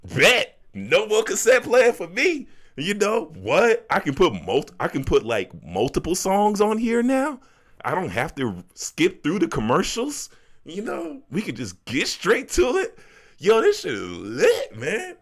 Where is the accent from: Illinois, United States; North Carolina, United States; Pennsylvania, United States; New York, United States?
Illinois, United States; Chicago; also born or lived in Las Vegas, United States; now in Denver, United States; growing up in Chicago